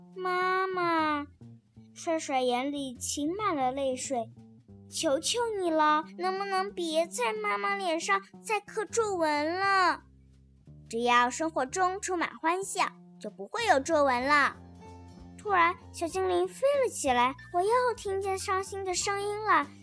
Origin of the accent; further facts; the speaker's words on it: Jingmen, Hubei, China; 我是来自湖北荆门的